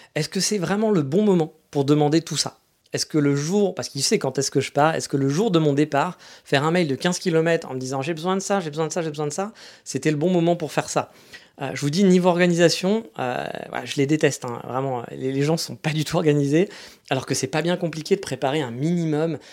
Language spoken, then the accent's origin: French; France; now in Japan; chez nous en France